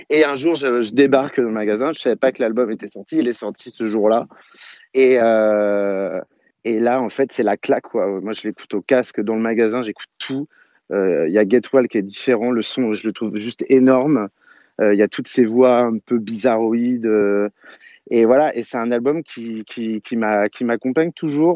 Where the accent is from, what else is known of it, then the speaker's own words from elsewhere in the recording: Saint-Brieuc, Brittany, France; je vais chez mon disquaire en Bretagne, parce que je suis breton, à Saint-Brieuc